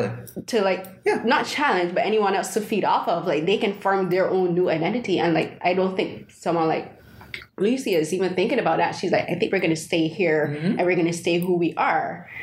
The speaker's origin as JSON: {"language": "English", "country": "Barbados", "said": "because I'm an immigrant. {S1} Yeah, {S0} I'm from Barbados."}